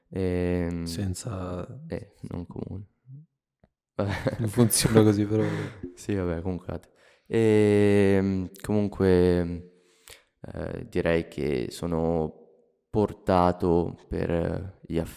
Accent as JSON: {"language": "Italian", "town": "Milan", "region": "Lombardy", "country": "Italy", "tie": "born there", "said": "nasco a Milano, mi muovo in una città famosa per Berlusconi, diciamo"}